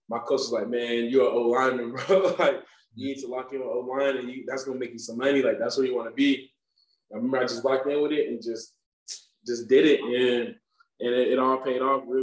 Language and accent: English; Chickasha, Oklahoma, United States; So my uncles, so I started, I say Chickasha, Oklahoma is like a small ass town.